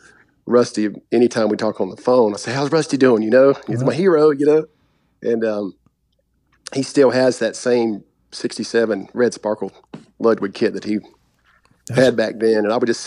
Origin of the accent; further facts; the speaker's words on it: Kings Mountain, North Carolina, United States; myself and one of my best friends growing up in Kings Mountain